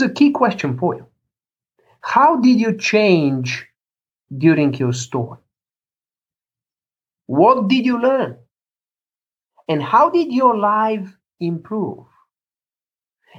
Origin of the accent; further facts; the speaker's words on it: Chicago, Illinois, United States; here in my hometown, a few blocks away, Chicago